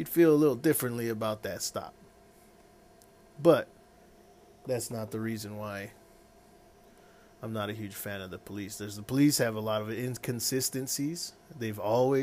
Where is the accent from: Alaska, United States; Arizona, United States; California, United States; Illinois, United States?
Arizona, United States; I was born in Arizona